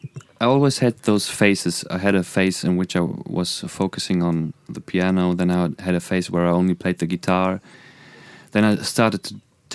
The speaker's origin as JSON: {"language": "English", "country": "Germany", "accent": "German", "second_language": "English", "said": "I'm trying so hard to hide my German accent"}